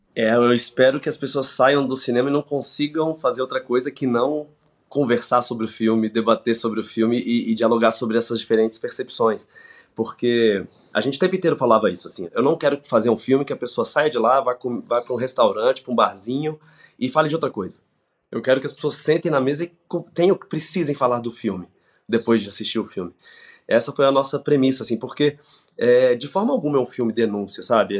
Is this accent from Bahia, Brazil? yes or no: no; Brasília, Federal District, Brazil; Eu vim de Brasília, nasci em Brasília.